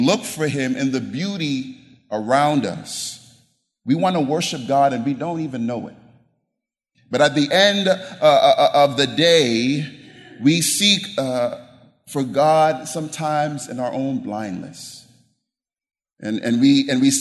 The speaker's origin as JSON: {"language": "English", "region": "the deep South", "country": "United States", "moved": "as an adult", "said": "I'm from the deep South. I'm from the island, so you can't get any more Southern than me"}